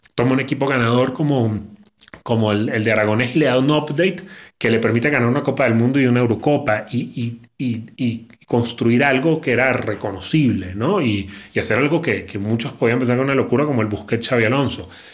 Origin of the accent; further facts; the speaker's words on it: Venezuela; los que somos venezolanos